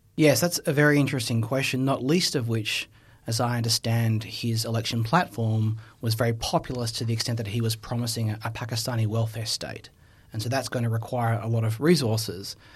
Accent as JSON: {"language": "English", "country": "Australia", "said": "I have a history with as an Australian"}